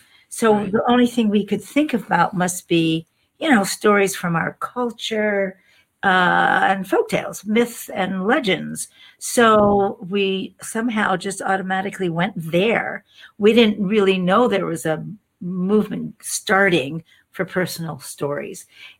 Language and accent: English; New Orleans, Louisiana, United States; I was born in New Orleans, Louisiana.